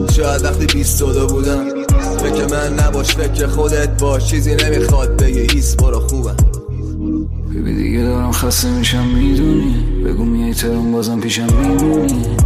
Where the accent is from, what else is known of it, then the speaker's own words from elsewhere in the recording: Iran; moved away as an adult; now in Toronto, Canada; مجبور شدیم از ایران بریم اینجا